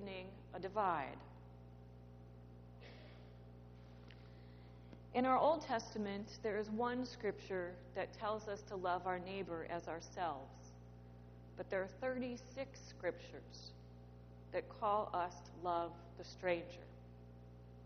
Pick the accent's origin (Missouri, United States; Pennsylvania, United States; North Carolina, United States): Missouri, United States; Creve Coeur; moved away; also born or lived in Manhattan, New York; I grew up in Creve Coeur, Missouri, which is just about 20 minutes away from Ferguson.